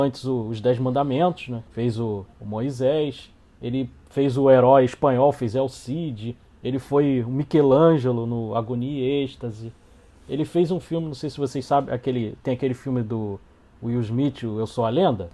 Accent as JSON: {"language": "Portuguese", "region": "Rio de Janeiro", "country": "Brazil", "said": "Eu sou aqui do Rio de Janeiro"}